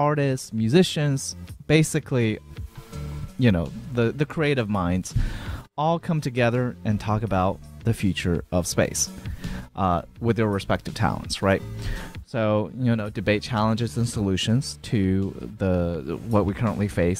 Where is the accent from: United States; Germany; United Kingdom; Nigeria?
United States; Atlanta, Georgia; now in Houston, United States; Atlanta, which is my hometown